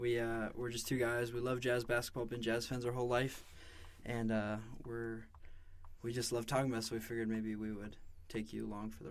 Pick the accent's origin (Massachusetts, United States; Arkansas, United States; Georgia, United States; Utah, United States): Utah, United States; West Valley City; I'm from West Valley City, Utah, a little closer to Salt Lake.